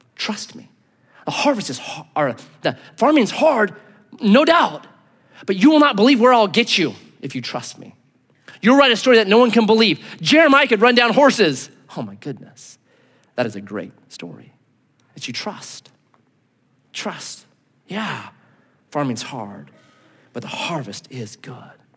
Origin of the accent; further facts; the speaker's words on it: United States; I'm an American